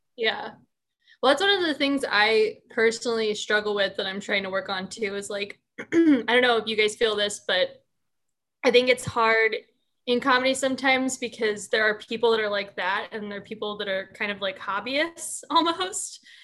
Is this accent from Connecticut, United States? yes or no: no; Bucks County, Pennsylvania, United States; moved away; I'm from Bucks County, Pennsylvania.